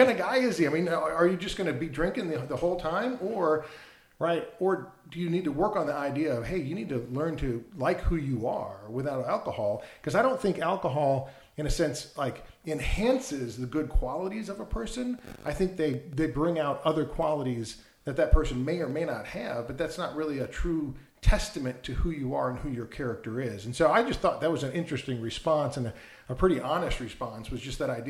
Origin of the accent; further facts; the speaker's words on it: Wisconsin, United States; I grew up in Wisconsin